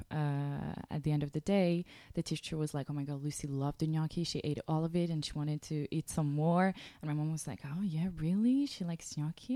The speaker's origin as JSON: {"language": "English", "town": "Varese", "region": "Lombardy", "country": "Italy", "tie": "born or raised there", "moved": "yes", "lives_now": "New York, United States", "said": "I'm French, but I was born in Italy and grew up there."}